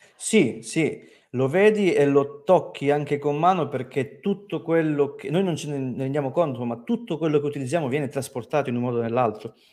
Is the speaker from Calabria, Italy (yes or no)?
yes; Crotone, Calabria, Italy; moved away; also born or lived in Rome; una persona come me che veniva da Crotone